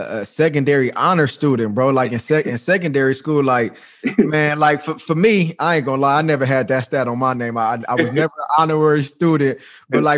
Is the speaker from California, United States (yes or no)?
yes; Los Angeles, California, United States; I'm from South Central California